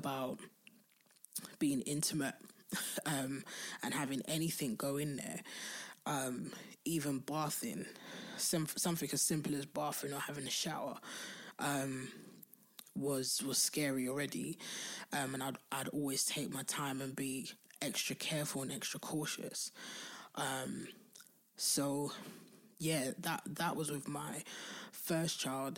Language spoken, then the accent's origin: English; London, United Kingdom; I'm from Southeast London